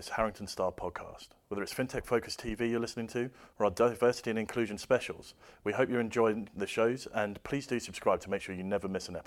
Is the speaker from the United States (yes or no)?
no; Lebanon; moved away; because uh, I, uh, you know, I came from Lebanon, so I had to be on a visa, which was great because I worked for a German bank.